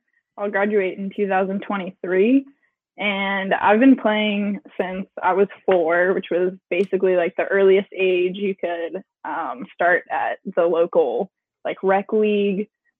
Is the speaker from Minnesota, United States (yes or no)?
yes; St. Paul, Minnesota, United States; born there; And I was actually born in Minnesota. I was born here in St. Paul.